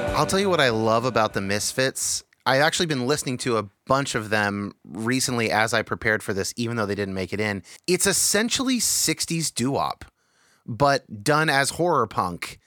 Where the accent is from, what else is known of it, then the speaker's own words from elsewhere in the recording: California, United States; I was born to, like, two Jesus movement boomers in California